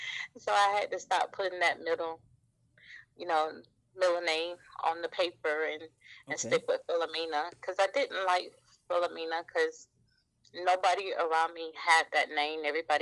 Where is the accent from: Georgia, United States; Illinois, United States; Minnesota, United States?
Georgia, United States; now in Newport News, United States; I am originally from Georgia. I live here in Newport News, Virginia